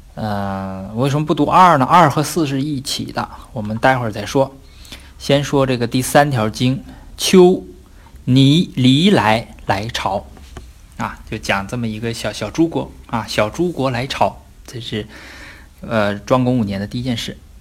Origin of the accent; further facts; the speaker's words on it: China; 我们中国人